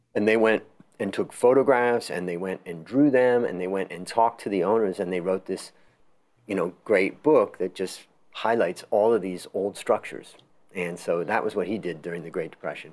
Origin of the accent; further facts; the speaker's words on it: Ohio, United States; I grew up in Ohio, not very far away